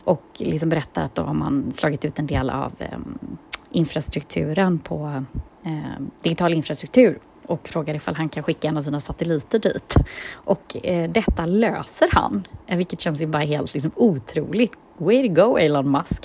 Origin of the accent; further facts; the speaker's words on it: Gothenburg, Västra Götaland, Sweden; vi är från Göteborg båda två